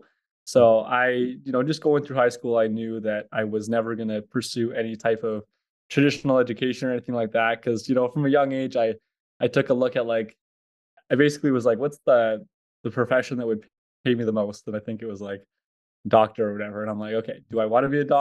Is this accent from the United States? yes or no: no; Edmonton, Alberta, Canada; I'm from Edmonton, Alberta, Canada.